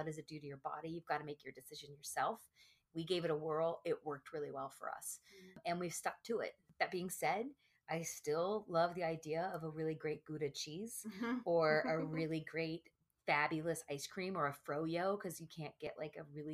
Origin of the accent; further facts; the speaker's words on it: the South, Texas, United States; born and raised in the South, talking like Texas